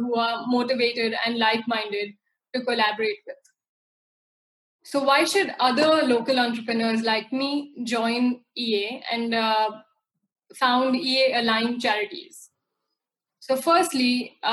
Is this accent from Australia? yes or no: no; India; my hometown in rural India